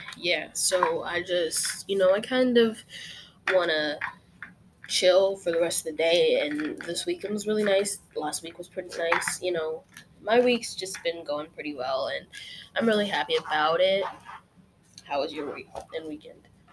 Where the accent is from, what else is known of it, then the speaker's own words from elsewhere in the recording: Utah, United States; now in California, United States; When I was born, we lived in Utah. I lived in Utah for pretty much most of my life, and I don't live in Utah anymore